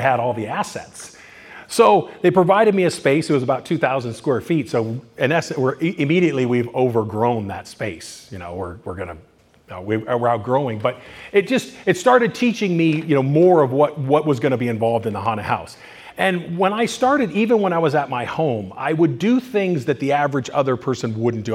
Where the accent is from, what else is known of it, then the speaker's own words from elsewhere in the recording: Culver City, California, United States; also born or lived in Bay Area, California; now in Thousand Oaks, United States; I was born in Culver City in California